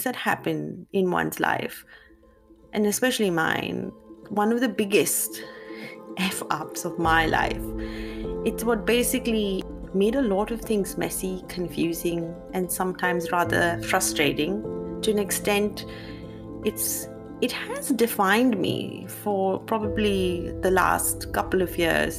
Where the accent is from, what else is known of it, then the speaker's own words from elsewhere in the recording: India; Growing up as an Indian girl